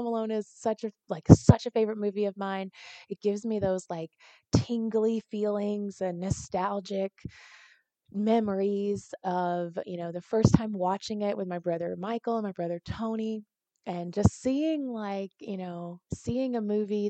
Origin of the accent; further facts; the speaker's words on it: Nigeria; I'm Nigerian, so I want to celebrate the things that, you know, that I feel very called to.